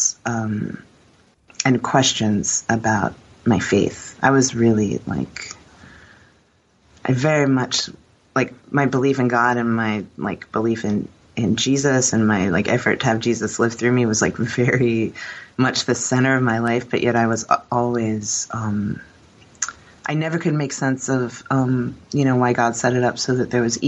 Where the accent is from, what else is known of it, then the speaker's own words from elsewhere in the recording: Warsaw, Indiana, United States; also born or lived in Philadelphia, Pennsylvania; Warsaw, like northern Indiana